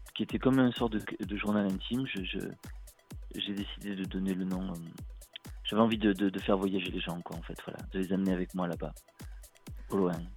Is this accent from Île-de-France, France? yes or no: no; Marseille, Provence-Alpes-Côte d'Azur, France; moi je suis du sud de la France, voilà, je viens de Marseille